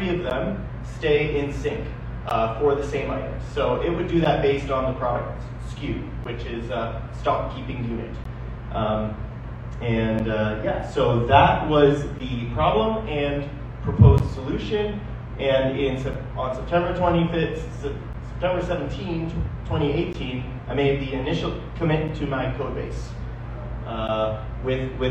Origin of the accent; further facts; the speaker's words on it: Niagara, Ontario, Canada; I am from Niagara